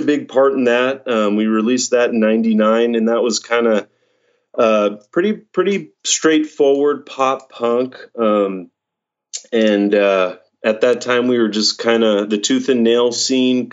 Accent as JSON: {"language": "English", "town": "Fallbrook", "region": "California", "country": "United States", "tie": "born or raised there", "said": "growing up in Fallbrook"}